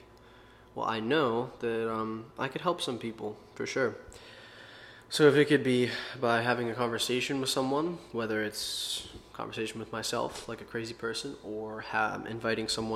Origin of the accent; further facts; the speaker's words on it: Pittsburgh, Pennsylvania, United States; I was born in Pittsburgh, Pennsylvania, and pretty normal life, normal childhood.